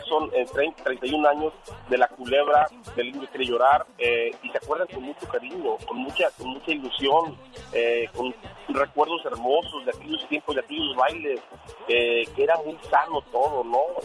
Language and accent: Spanish; Jalisco, Mexico; now in Los Angeles, United States; nosotros somos de Jalisco